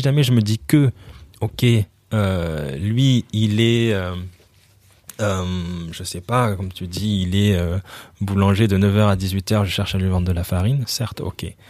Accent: Montpellier, Occitania, France; also born or lived in Brazzaville, Congo / Spain / London, United Kingdom / Paris, France; J'ai grandi à Montpellier

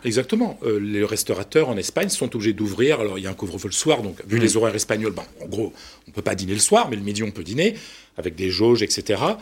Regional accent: Ch'ti, Hauts-de-France, France; moi je suis ch'ti, je parle le picard

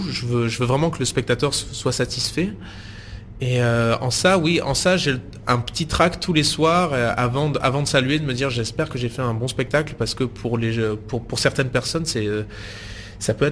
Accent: Maubec, Provence-Alpes-Côte d'Azur, France; j'ai grandi dans le sud de la France, dans la région d'Avignon, dans un petit village qui s'appelle Maubec, près de Cavaillon.

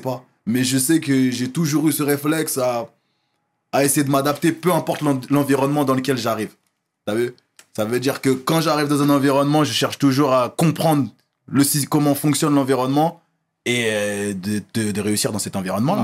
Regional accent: Évry, Île-de-France, France; je fais toute ma scolarité à Évry. Je fais toute ma scolarité à Évry

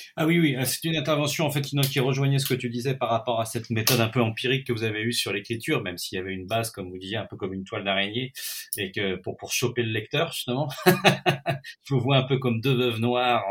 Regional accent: Nantes, Pays de la Loire, France; je suis, je suis nantais d'origine et que je connais bien cette ville

